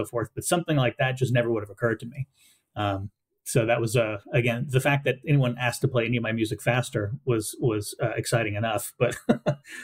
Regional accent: Southwest Louisiana, United States; I grew up in Southwest Louisiana

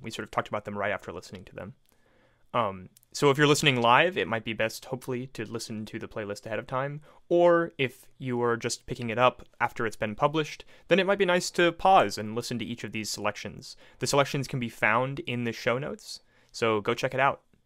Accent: Tampa, Florida, United States; born and raised in Tampa Bay, Florida, like myself

